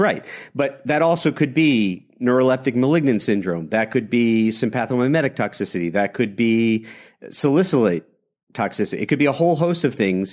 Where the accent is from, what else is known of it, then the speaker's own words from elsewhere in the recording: New York, United States; a lifetime New Yorker